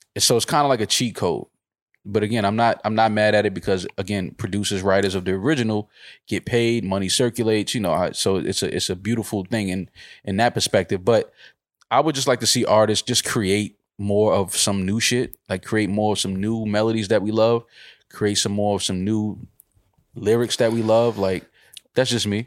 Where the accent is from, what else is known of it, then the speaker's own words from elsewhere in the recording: United States; I'm American